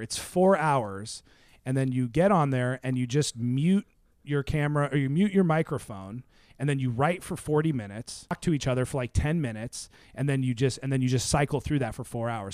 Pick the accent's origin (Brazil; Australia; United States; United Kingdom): United States; Seattle, Washington; Seattle, 'cause that's where I'm from